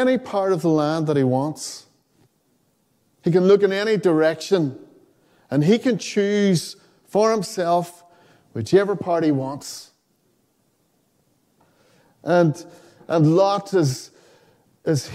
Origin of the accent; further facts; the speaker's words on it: Donegal, Ulster, Ireland; I grew up in Donegal